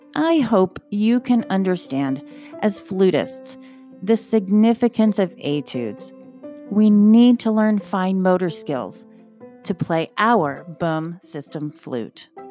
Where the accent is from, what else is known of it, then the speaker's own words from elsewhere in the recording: outside of Philadelphia, Pennsylvania, United States; I grew up outside of Philadelphia, and the Philadelphia Orchestra was everything to our family